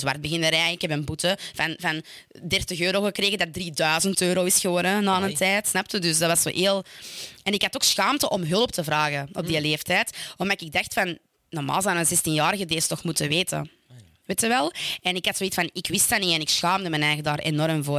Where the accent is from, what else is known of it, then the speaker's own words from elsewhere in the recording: Stabroek, Flanders, Belgium; ik kom uit Stabroek